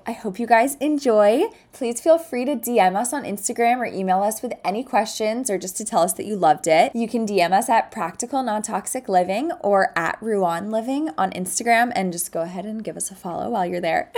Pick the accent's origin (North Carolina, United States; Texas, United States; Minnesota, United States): Texas, United States; Dallas; moved away as an adult; also born or lived in Clemson, South Carolina; now in New York City, United States; I'm originally from Dallas, Texas